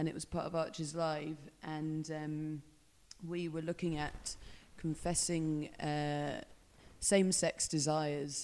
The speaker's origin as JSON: {"language": "English", "town": "Tring", "region": "East of England", "country": "United Kingdom", "tie": "born or raised there", "moved": "as an adult", "lives_now": "Glasgow, United Kingdom", "said": "I grew up in a little town called Tring, which is just north of London"}